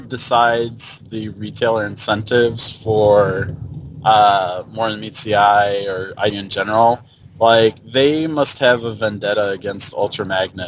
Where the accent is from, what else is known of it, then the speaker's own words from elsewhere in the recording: Mount Prospect, Illinois, United States; now in Tampa, United States; I grew up in Mount Prospect.